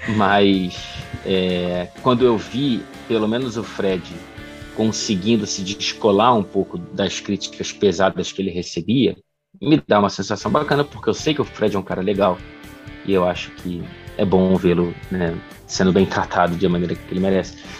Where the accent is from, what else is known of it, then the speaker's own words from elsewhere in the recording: Brazil; moved away as an adult; now in Manchester, United Kingdom; enquanto brasileiro